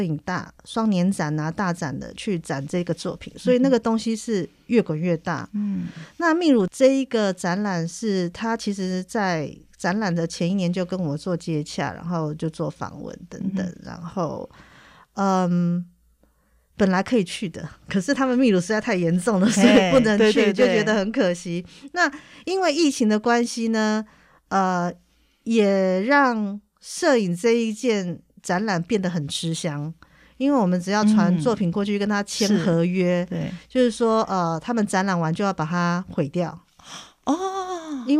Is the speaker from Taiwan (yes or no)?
yes; Taipei, Taiwan; 因为我是台北人